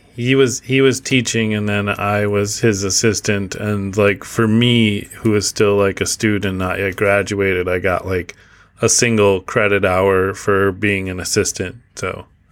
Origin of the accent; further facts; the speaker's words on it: Midwest, United States; moved away as an adult; now in Canada; I was from the Midwest, which was predominantly, um, white Dutch people